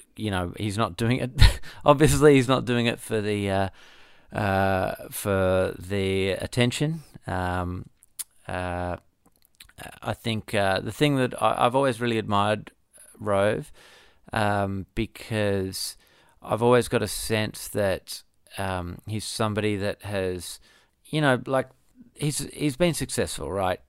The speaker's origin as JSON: {"language": "English", "town": "Perth", "region": "Western Australia", "country": "Australia", "tie": "born or raised there", "said": "I grew up in Bull Creek"}